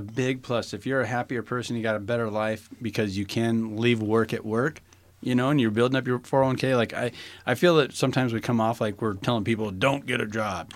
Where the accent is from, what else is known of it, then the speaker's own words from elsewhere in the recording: Northeast Nebraska, United States; I'm from Northeast Nebraska